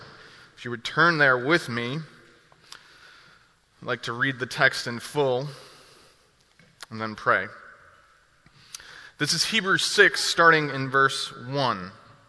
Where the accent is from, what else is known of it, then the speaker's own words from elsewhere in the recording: New Jersey, United States; moved away as an adult; now in Milwaukee, United States; I'm originally from New Jersey. More recently, over the past 5 years, I've lived in Milwaukee, Wisconsin